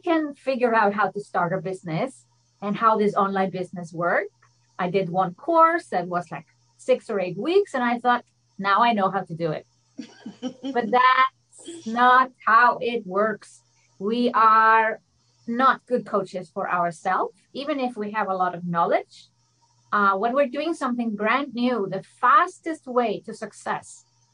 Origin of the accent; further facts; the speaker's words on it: Iceland; moved away as an adult; now in Switzerland; I'm from Iceland. I love the connection to my home country.